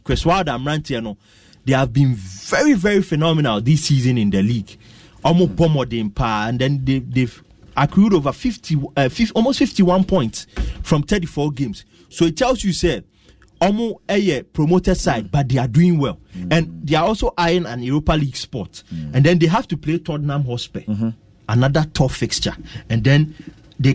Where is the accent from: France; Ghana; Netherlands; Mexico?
Ghana; we're a Ghanaian